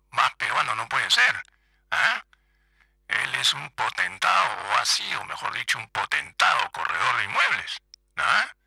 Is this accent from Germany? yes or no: yes; Frankfurt, Hesse, Germany; born there; yo, hice mis estudios pues en Alemania, pues en Frankfurt, ¿no? Porque yo nací en Frankfurt, ¿ya? Francoforte, como dicen los italianos, ¿ya? En Francoforte